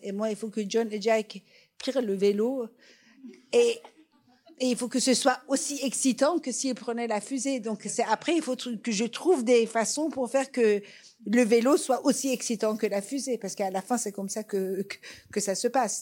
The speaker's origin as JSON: {"language": "French", "country": "Iran", "first_language": "Persian", "second_language": "French", "moved": "yes", "said": "ma langue maternelle, qui est le persan"}